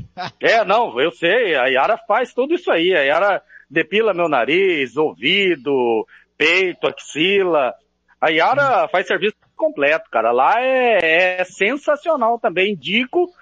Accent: Brazil; Eu sou brasileiro

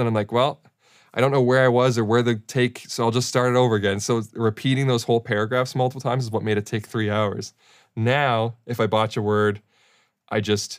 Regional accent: Australia; accent: Australian; I think it was another Australian thing because they liked my Australian accent.

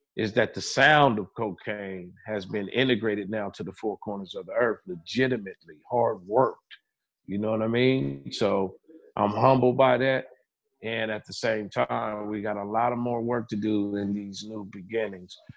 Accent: Pomona, California, United States; growing up in Pomona, California

